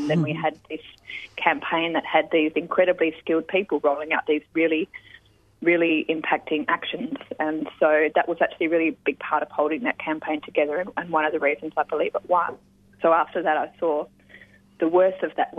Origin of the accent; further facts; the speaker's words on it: Western Australia, Australia; growing up in Western Australia, I was really lucky to have mentors and elders in the peace movement and environmental movement there